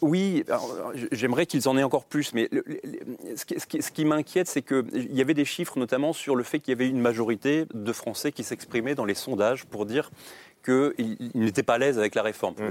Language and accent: French; Rennes, Brittany, France; je suis breton, je suis rennais